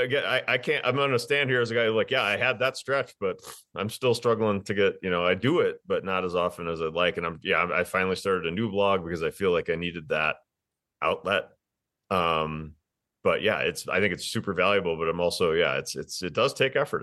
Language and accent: English; Wisconsin, United States; moved away as an adult; also born or lived in Green Bay, Wisconsin; now in Denver, United States; I'm from Wisconsin.